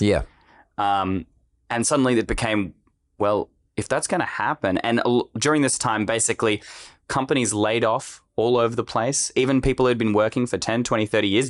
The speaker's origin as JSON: {"language": "English", "country": "Australia", "said": "I'm also an Australian"}